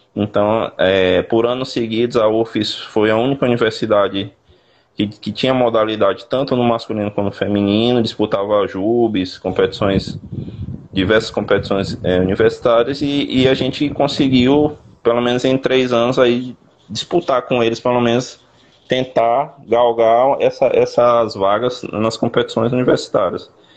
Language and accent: Portuguese; Teresina, Piauí, Brazil; now in Sergipe, Brazil; Eu, eu, sou natural do Piauí, sou de Teresina.